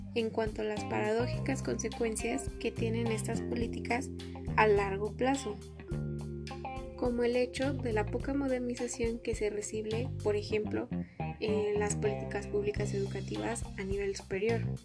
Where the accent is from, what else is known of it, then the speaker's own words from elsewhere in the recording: Mexico; tenemos todos los mexicanos